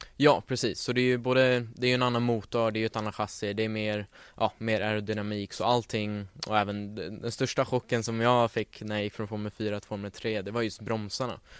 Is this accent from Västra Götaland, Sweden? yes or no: no; Stockholm, Stockholm County, Sweden; född och uppvuxen här i Stockholm